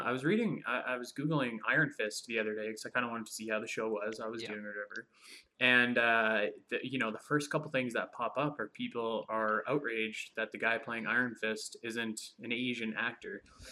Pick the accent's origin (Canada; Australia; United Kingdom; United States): Canada; as a Canadian